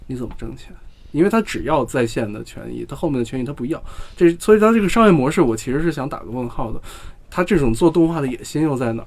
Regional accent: China; 我们中国人的生活相对比较的，还是比较的有活力的

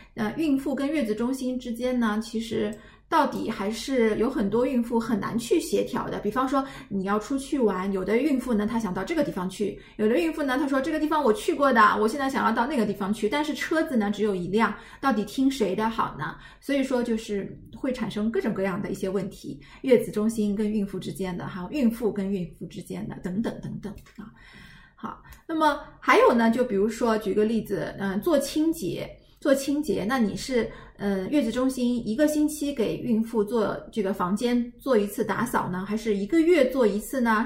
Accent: China; 我们大陆人

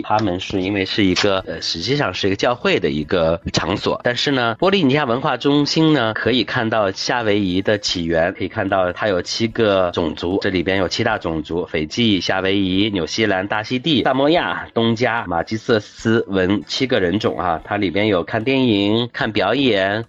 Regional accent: China; now in Shanghai, China; 我们中国人还是能接受这个口味的

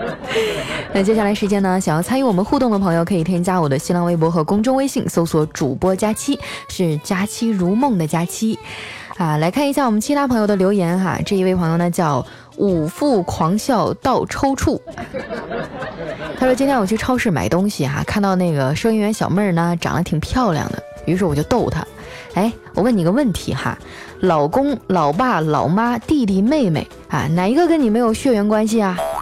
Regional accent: northern China, China; 这是我们北方的方言

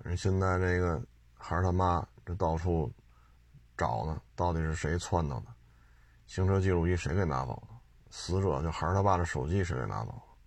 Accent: Beijing, China; 我生在这儿，长在这儿

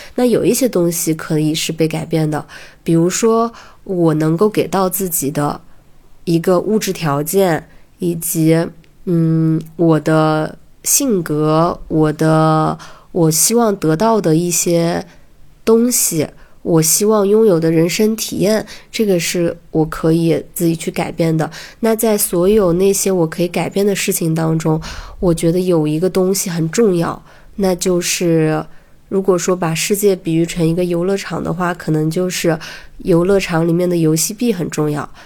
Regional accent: a county town in Hunan, China; moved away as an adult; also born or lived in Beijing; 我是在大学之前一直生活在湖南的一个县城里面

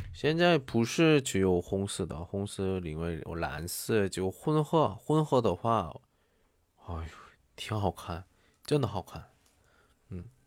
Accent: South Korea; Chinese is a second language; 我是韩国人

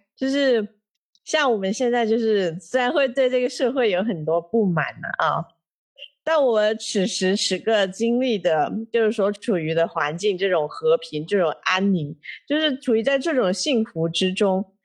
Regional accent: China; 作为中国人

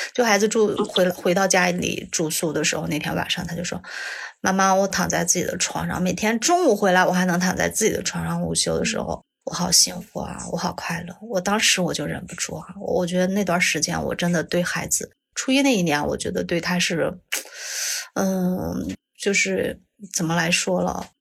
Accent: Taiyuan, Shanxi, China; 我来自山西太原

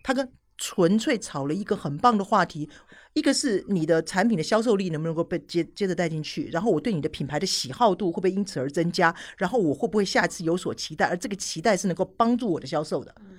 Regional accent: Taiwan; moved away; 我是台湾人

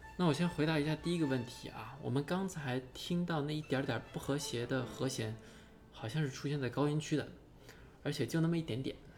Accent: China; 我也是中国人

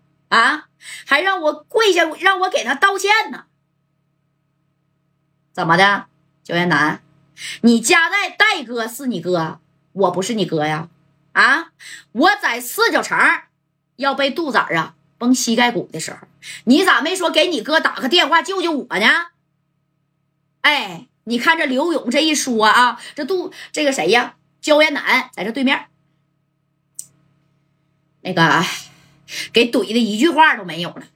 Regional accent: Northeast China, China; accent: Northeastern Mandarin; 俺们东北话来说，纯铁哥们啊。

